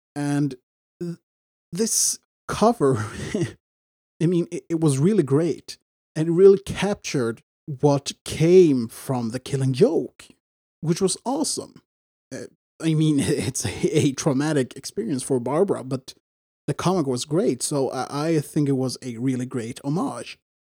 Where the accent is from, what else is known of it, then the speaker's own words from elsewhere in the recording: Sweden; I'm from Sweden